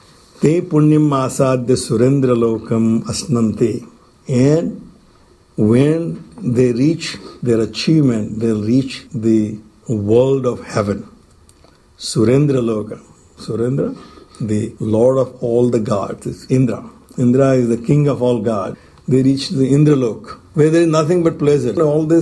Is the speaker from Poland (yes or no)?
no; India; English is a second language; moved away as an adult; When I came from India the first time around